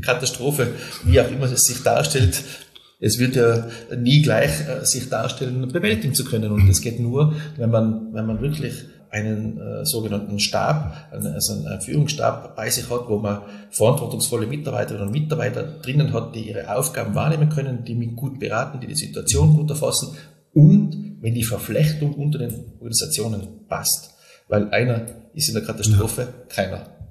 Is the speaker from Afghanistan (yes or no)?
no; Silz, Tyrol, Austria; in meiner Heimatgemeinde in Silz äh, leite ich das Bauamt in der Gemeinde